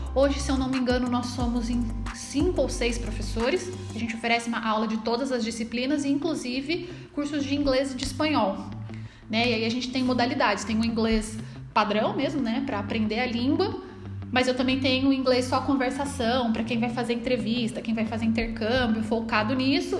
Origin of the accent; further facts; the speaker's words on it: Taubaté, São Paulo, Brazil; eu voltei para minha cidade, que eu sou de Taubaté, cidade da grávida